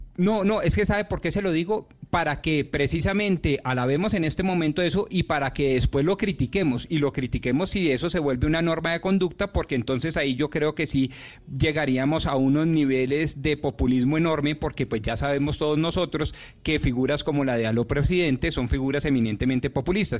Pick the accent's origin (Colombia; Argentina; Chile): Colombia; como colombianos